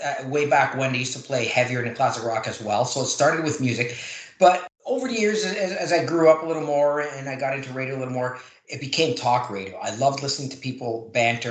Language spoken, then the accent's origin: English; Toronto, Ontario, Canada; also born or lived in Oakville / Hamilton; born, raised in Toronto, moved around a little bit, but Toronto.